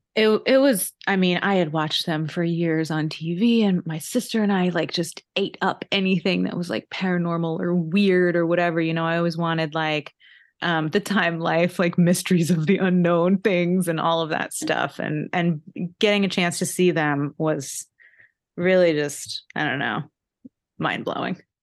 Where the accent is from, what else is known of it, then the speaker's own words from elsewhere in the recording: Connecticut, United States; I grew up in Connecticut